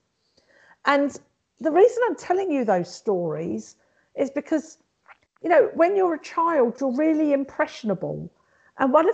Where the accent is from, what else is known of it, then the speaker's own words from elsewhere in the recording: London, United Kingdom; I'm actually was born and brought up in London, but both my parents are Maltese, and I identify as being Maltese.